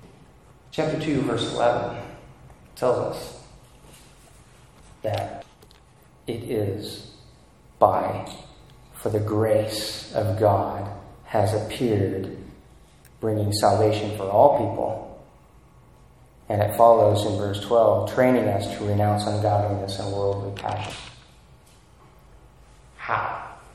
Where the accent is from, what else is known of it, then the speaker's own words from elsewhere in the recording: United States; We tend to be American Christians and not Christian Americans.